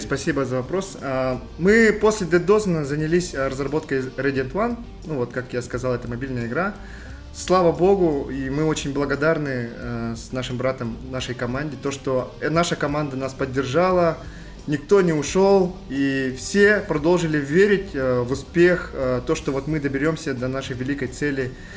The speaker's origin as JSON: {"language": "Russian", "area": "Yakutia", "region": "Sakha Republic", "country": "Russia", "said": "мы же большие патриоты нашей республики и вообще нашей страны"}